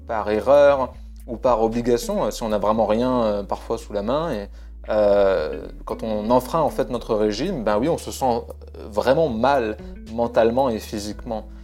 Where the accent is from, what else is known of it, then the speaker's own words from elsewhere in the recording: France; je suis français